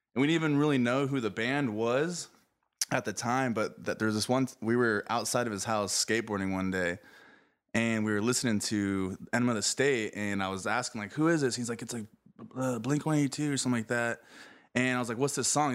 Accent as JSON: {"language": "English", "town": "Mesa", "region": "Arizona", "country": "United States", "moved": "yes", "lives_now": "San Diego, United States", "said": "I'm from Mesa, Arizona originally, and currently living in San Diego."}